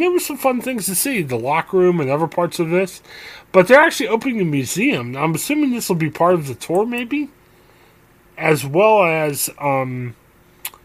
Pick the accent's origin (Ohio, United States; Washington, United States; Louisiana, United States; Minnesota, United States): Ohio, United States; We're guys from Ohio.